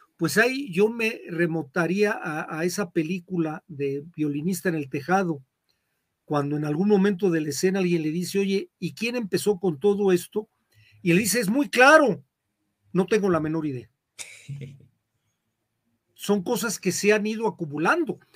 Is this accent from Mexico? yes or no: yes; Zitácuaro, Michoacán, Mexico; de donde yo soy, en Citácuaro